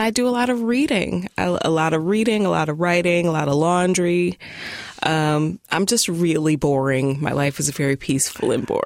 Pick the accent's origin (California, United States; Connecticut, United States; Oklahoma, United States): Oklahoma, United States; Tulsa; now in Portland, United States; I am new to Portland, relatively. Um, I'm originally from Tulsa, Oklahoma. Um, I am a black woman even though I am super duper pale